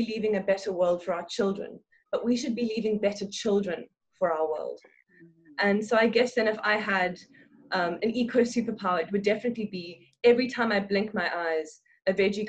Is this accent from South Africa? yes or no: yes; Cape Town, Western Cape, South Africa; I'm from Cape Town, South Africa.